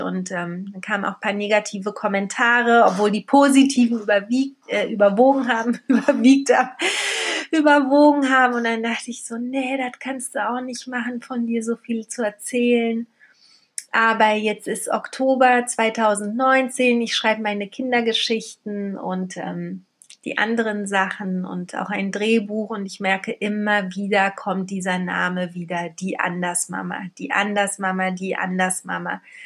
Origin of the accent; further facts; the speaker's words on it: Berlin, Germany; also born or lived in Poland; Ich ähm, wurde in Polen geboren, bin als Baby nach Berlin gekommen mit meinen Eltern, bin hier aufgewachsen